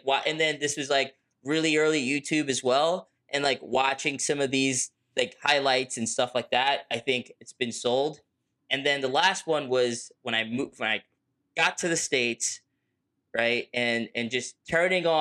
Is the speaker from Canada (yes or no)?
no; Lagos, Nigeria; I'm from Lagos, Nigeria